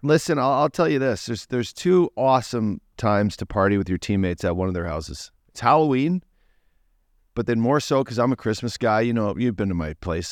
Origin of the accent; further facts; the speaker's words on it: Fort McMurray, Alberta, Canada; moved away; I'm from, you know, Fort McMurray